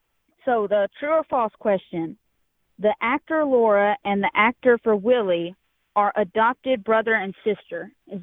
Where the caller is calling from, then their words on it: East Texas, United States; I am 13. I'm calling from East Texas.